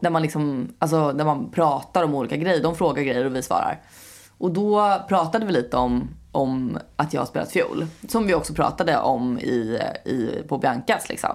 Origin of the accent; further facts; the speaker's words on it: Skåne, Sweden; first language Swedish; jag är från Skåne